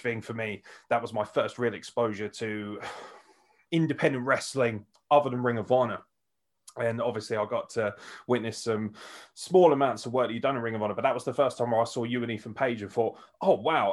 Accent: United Kingdom; as a Brit

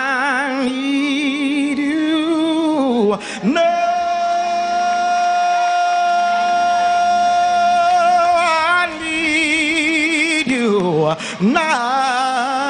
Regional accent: Arkansas, United States; moved away; I'm from the South. I'm from Arkansas originally.

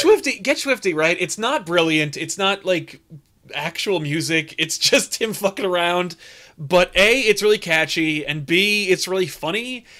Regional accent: United States; As an American

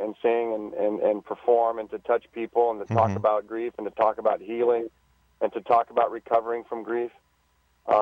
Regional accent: Southern California, United States; I'm from Southern California

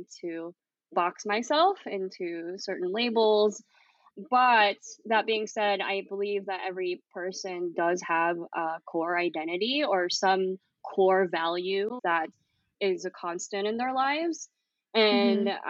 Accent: Bay Area, California, United States; moved away as an adult; also born or lived in Philippines / New York City / Amman, Jordan; now in Erbil, Iraq; I was born in the Philippines and moved to the Bay Area in California when I was six. So I grew up in a very diverse and liberal city in the U.S.

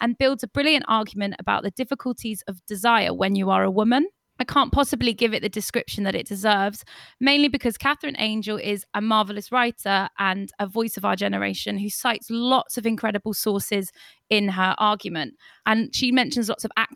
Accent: Torquay, South West England, United Kingdom; moved away as an adult; also born or lived in Barcelona; now in London, United Kingdom; I'm from Torquay

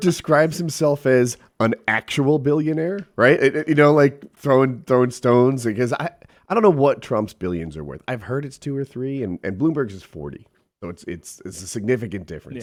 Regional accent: New Jersey, United States; moved away; also born or lived in the South; I'm from Jersey, but I've moved south

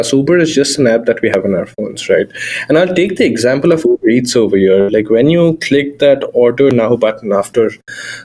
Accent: India; moved away as an adult; now in Seattle, United States; my upbringing in India

